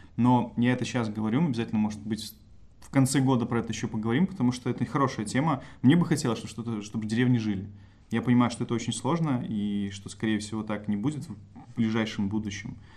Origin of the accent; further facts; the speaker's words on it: Belarus; я родился, написано, что в деревне, да. То есть я могу считать, что моя малая родина — это деревня